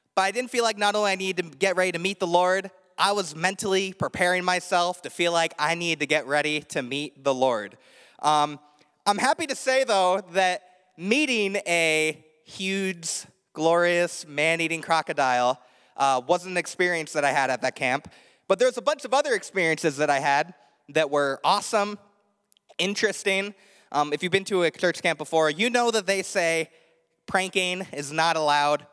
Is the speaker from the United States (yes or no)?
yes; Indiana, United States; moved away; I grew up in Indiana, the land of corn